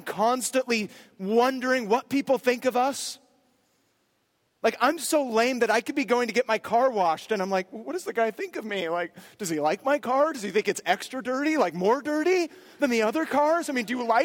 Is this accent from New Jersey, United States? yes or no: no; near Berkeley, California, United States; I grew up near Berkeley